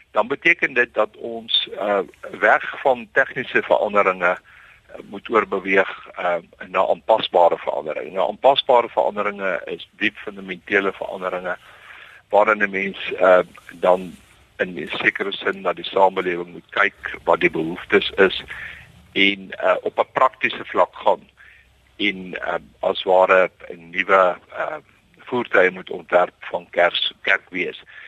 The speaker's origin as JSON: {"language": "Afrikaans", "country": "South Africa", "said": "ons godsdiens en ons sosiale leefwyse as Afrikaner is uh, baie diep aan mekaar gekoppel"}